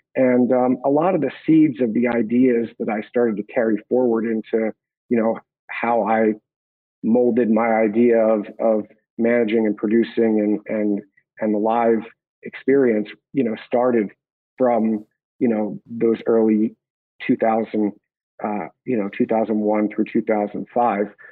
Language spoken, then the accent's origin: English; Hatboro, Pennsylvania, United States; I grew up outside of Philadelphia, Pennsylvania, in a small town called Hatboro